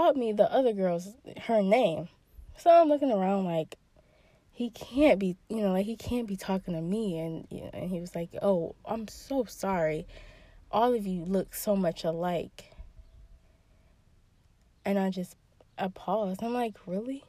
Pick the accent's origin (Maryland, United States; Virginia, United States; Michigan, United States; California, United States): Michigan, United States; go to a school in Michigan, in my home state